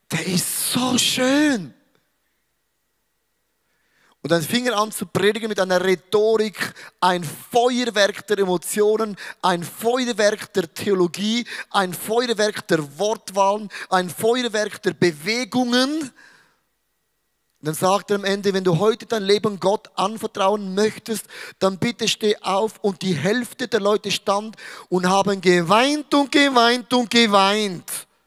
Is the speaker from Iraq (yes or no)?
no; Switzerland; Weil ich bin ein Schweizer. Ich schaue Dinge sehr neutral an.